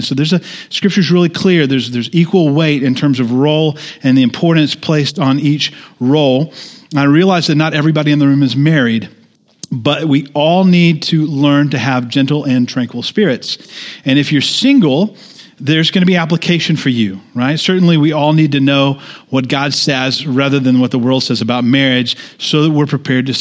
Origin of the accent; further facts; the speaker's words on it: United States; in the good old USA as American Christians